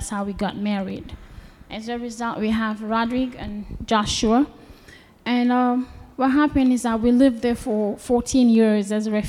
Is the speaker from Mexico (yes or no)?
no; DR Congo; also born or lived in Burundi / Cape Town, South Africa; now in United States; at some point I had to leave Congo and went to a neighboring country, Burundi, and that is where I met my husband, and his family was also living there as refugees, and we had to leave Burundi.